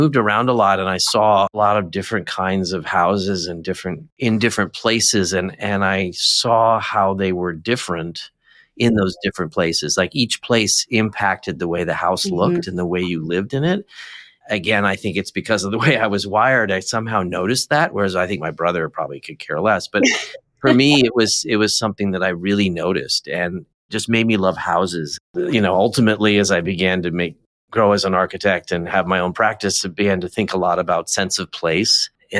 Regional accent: New Jersey, United States; also born or lived in Midwest / Southern California; I was born in the Midwest, but my dad worked on Wall Street and we lived out on a farm in New Jersey.

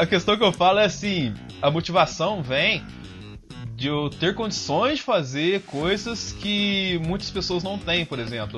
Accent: south of Minas Gerais, Brazil; eu sou do sul de Minas Gerais, apesar meu pai é de São Paulo, mas a minha mãe é do sul de Minas

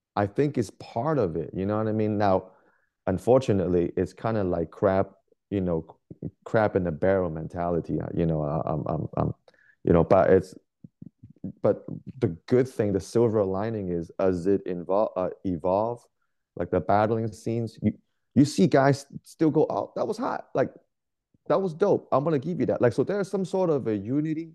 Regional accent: Bay Area, California, United States; moved away as an adult; now in Portland, United States; I'm originally from California. I grew up in the Bay Area

